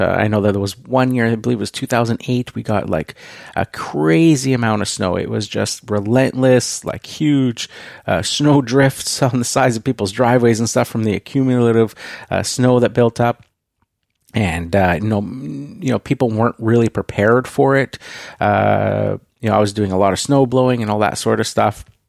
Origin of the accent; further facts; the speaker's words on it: Canada; I am Canadian